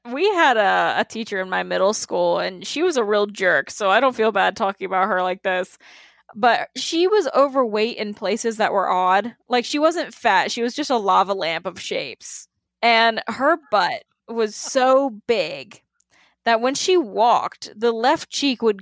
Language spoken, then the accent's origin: English; the South, United States; growing up in the South, I, I know exactly the kind of man that you just interacted with.